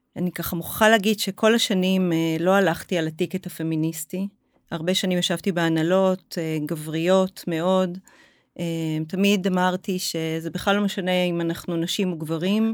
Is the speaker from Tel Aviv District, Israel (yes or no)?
no; Haifa, Haifa District, Israel; now in Zikhron Ya'akov, Israel; אני חיפאית במקור